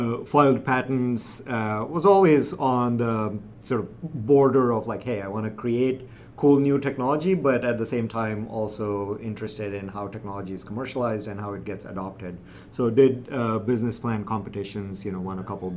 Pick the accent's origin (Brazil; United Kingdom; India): India; moved away; I'm originally from India, grew up in a big city